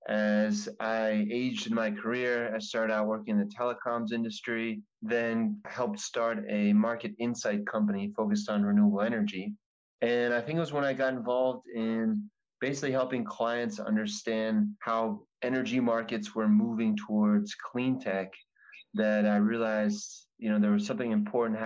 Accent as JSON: {"language": "English", "area": "New Jersey, Pennsylvania", "region": "New York tri-state area", "country": "United States", "said": "I am originally from the New Jersey, Pennsylvania, New York, tri-state area"}